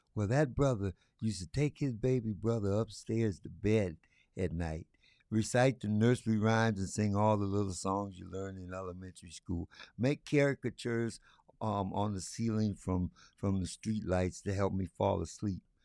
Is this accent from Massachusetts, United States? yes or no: no; Lansing, Michigan, United States; also born or lived in Detroit area; I was born and raised right here in Lansing, Michigan